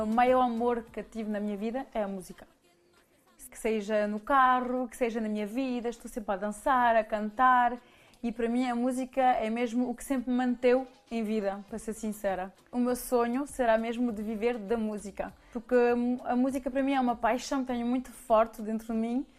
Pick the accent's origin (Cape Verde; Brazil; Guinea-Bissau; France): France; Paris, Île-de-France; also born or lived in Mirandela, Portugal; now in Switzerland; eu cresci em Paris